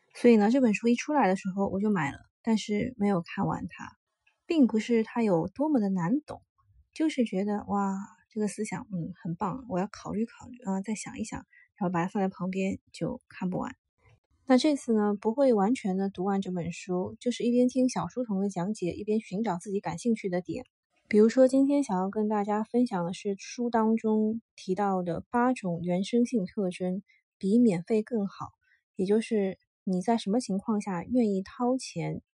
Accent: China; 作为中国人

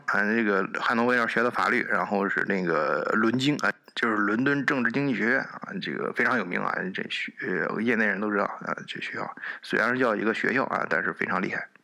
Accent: China; now in Germany; 我们中国人一般比较理性啊

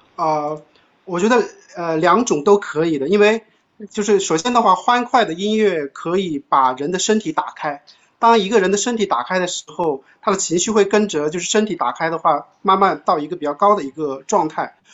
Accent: China; 我们中国人

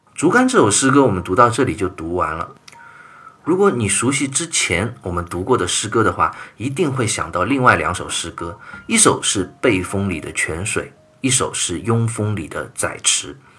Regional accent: China; 我们中国人

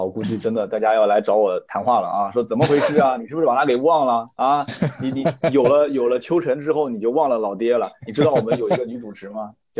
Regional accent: China; 我们大陆这边

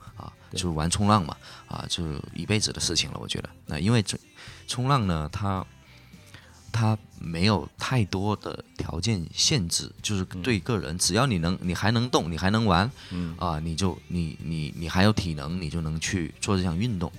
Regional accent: Hainan, China; 因为我土生土长在海南嘛

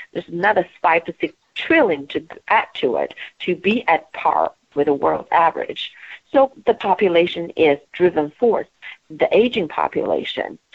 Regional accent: Beijing, China; moved away as an adult; now in Portland, United States; I grew up in Beijing, China

